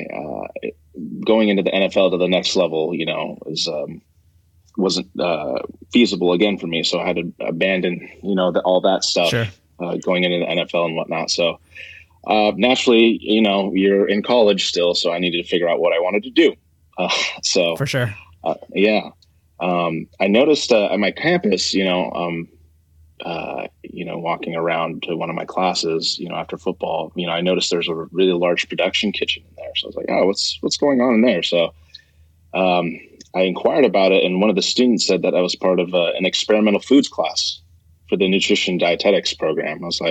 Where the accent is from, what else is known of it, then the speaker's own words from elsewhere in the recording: Dana Point, California, United States; I grew up in Orange County. So if anyone is familiar there, I grew up in Southern Orange County, Dana Point